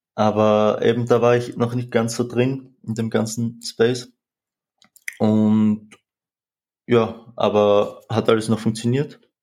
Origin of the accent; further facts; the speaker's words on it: Austria; 20 Jahre alt, wie schon gesagt, komme ich aus Österreich.